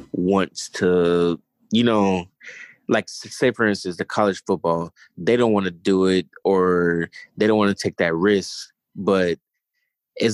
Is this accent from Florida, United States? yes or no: yes; Florida, United States; I'm from Florida, born and raised